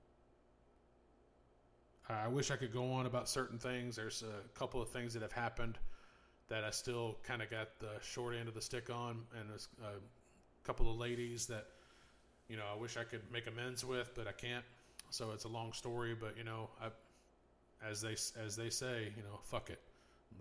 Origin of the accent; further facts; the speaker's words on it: United States; I'm American